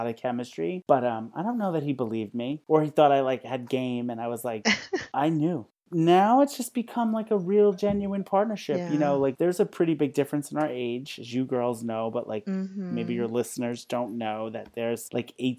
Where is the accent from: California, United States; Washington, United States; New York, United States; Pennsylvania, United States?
New York, United States; New Rochelle; I'm from New Rochelle